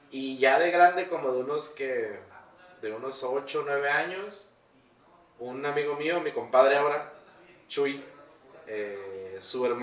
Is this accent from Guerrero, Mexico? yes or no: no; Tijuana, Baja California, Mexico; also born or lived in Angostura, Sinaloa / United States; yo soy nacido aquí en Tijuana, fui criado en Sinaloa, en Angostura, Sinaloa. mis papás me llevaron como tenía como 20 días de nacido, algo así crecí en un ranchito que se llama Rafael Buena en el municipio mm, Ejido, no sé cómo se dice, Angostura.